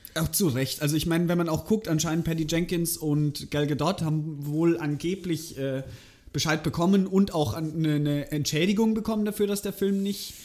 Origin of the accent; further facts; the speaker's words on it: Germany; bei uns in Deutschland